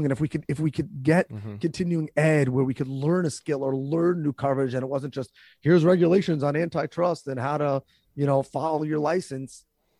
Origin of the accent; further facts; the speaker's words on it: New York, United States; First of all, I just want to say, as a New Yorker, I wasn't going to ruin your intro